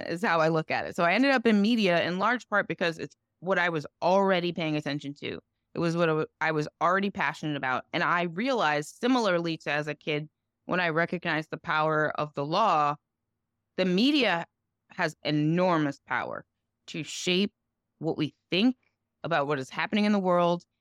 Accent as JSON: {"language": "English", "region": "New Jersey", "country": "United States", "tie": "born or raised there", "also_born_or_lived": "New York", "said": "I was born in New York, but grew up mostly in New Jersey"}